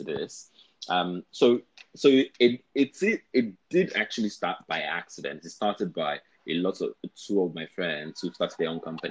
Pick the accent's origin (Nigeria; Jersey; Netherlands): Nigeria; also born or lived in France; as a Nigerian